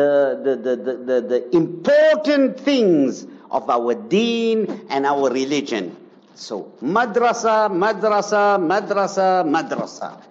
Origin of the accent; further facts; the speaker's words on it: Zimbabwe; now in South Africa; Zimbabwe, come on, my hometown